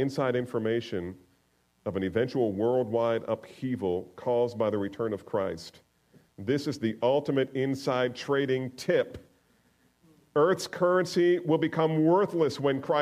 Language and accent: English; the North, United States; I'm a Northerner.